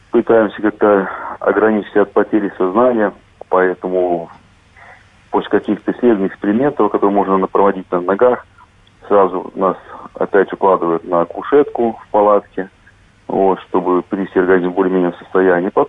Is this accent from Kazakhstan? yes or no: no; Minsk Region, Belarus; born there; Видите, что городок очень маленький, и найти его, сказать, целенаправленно очень тяжело, поэтому я снимал целый район рядом с Минском. Вот, а потом уже на фотографиях выделял и увеличивал фотографии именно своего города.